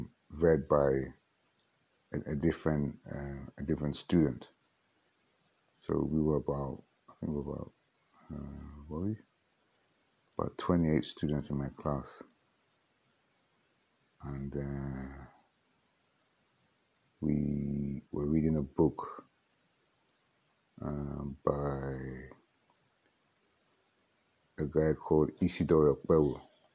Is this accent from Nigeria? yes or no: yes; Nigeria; accent: Warri; also born or lived in England / Port Harcourt; Because I grew up in the Niger Delta. Not really, I grew up in England, then went to the Niger Delta. And then moved to between Warri and Port Harcourt.